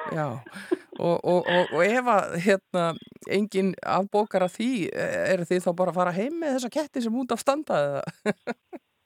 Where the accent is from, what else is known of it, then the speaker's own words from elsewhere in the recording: Iceland; við Íslendingar